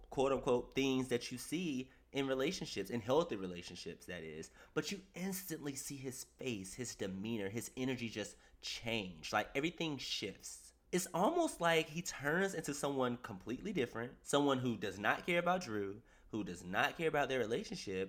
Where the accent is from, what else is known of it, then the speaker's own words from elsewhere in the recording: East Coast, United States; I'm a man and I'm from the East Coast